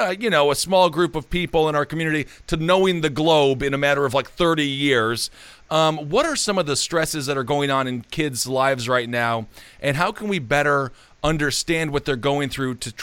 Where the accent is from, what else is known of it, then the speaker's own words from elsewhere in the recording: Wisconsin, United States; I'm from Wisconsin. It's very Midwest